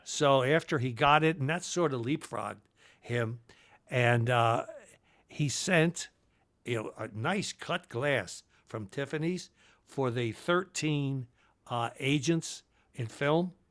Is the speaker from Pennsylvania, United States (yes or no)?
yes; Philadelphia, Pennsylvania, United States; also born or lived in Trenton, New Jersey; I, I was raised in Northeast Philly, though.